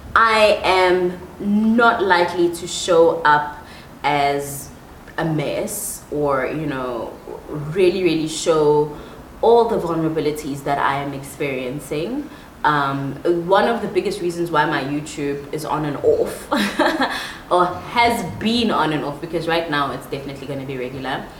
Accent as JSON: {"language": "English", "town": "Empangeni", "region": "KwaZulu-Natal", "country": "South Africa", "tie": "born or raised there", "also_born_or_lived": "Pretoria, South Africa / Johannesburg, South Africa", "moved": "yes", "lives_now": "Nairobi, Kenya", "said": "Then we moved to KwaZulu Natal as a family, and I spent the rest of my teenage years, my young, like preteen and teenage years, in Empangeni, a very small town on the coast of um, KwaZulu Natal."}